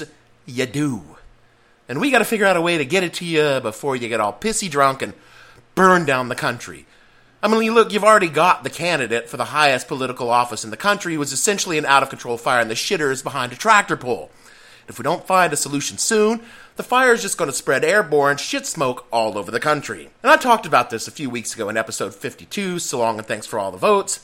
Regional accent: Etowah, Tennessee, United States; moved away; growing up in the South

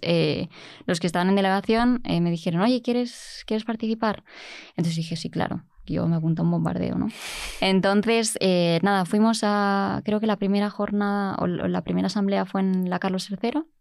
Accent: Mallorca, Balearic Islands, Spain; moved away as an adult; now in Germany; yo no soy de Madrid, soy, soy de Mallorca

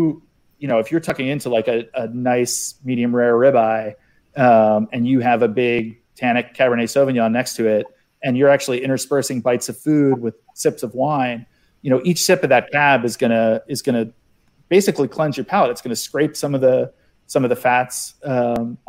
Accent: outside of Philly, Pennsylvania, United States; I grew up outside of Philly

